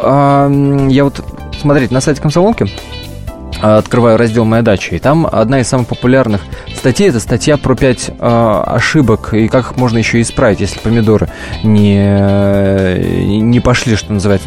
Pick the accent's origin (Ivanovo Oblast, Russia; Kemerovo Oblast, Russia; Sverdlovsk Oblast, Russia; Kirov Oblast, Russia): Kirov Oblast, Russia; сам родом из Кировской области.